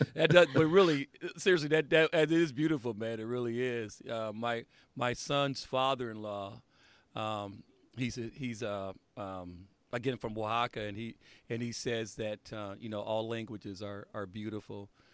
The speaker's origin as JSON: {"language": "English", "region": "Indiana", "country": "United States", "tie": "born or raised there", "said": "growing up in Indiana"}